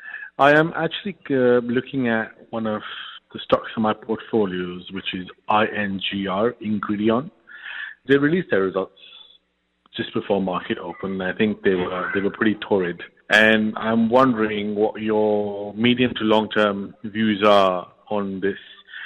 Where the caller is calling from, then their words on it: United Arab Emirates; I'm calling from the United Arab Emirates.